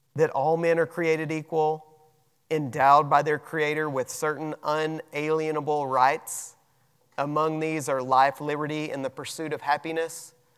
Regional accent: United States; we have rights as American citizens

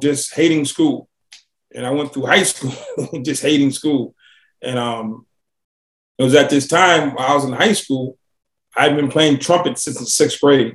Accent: Boston, Massachusetts, United States; now in Atlanta, United States; I grew up in Boston, Massachusetts

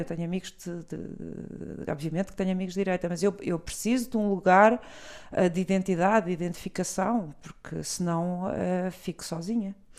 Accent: Portugal; also born or lived in Brazil / Lisbon; eu, eu não nasci cá, nasci no Brasil, mas vim muito pequena

